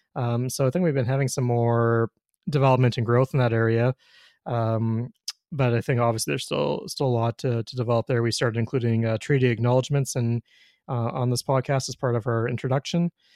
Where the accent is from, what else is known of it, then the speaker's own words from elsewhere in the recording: Winnipeg, Manitoba, Canada; also born or lived in Ontario; now in Saskatoon, Canada; I'm from Winnipeg originally, but lived in Ontario for twelve years